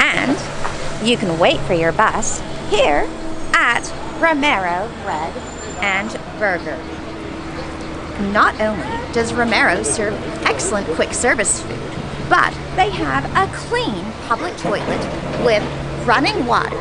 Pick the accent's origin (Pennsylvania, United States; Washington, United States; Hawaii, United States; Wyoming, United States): Hawaii, United States; also born or lived in Japan / Los Angeles, United States / Milan, Italy; now in Opatija Riviera, Croatia; I was born in Japan, and I grew up in Hawaii